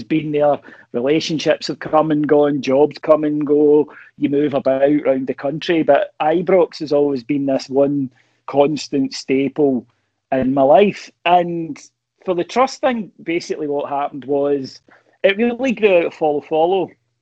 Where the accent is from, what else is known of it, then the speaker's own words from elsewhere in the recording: Kilwinning, Scotland, United Kingdom; I'm from Kilwinning originally. And if you grow up here, you're a Rangers fan.